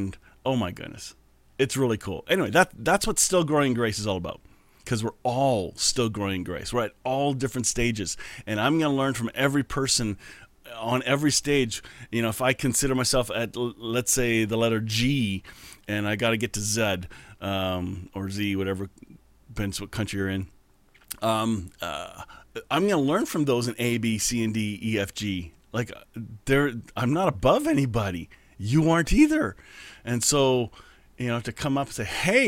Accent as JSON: {"language": "English", "country": "Canada", "said": "I'm Canadian"}